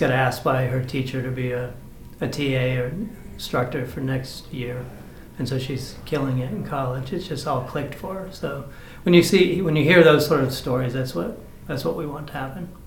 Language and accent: English; Maine, United States; now in Georgia, United States; I grew up in Maine on a chicken farm